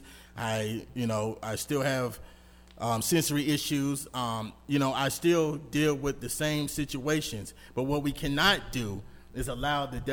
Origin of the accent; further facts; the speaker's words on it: New York City, New York, United States; moved away; also born or lived in Atlanta, Georgia; growing up between Brooklyn, New York, and Atlanta, Georgia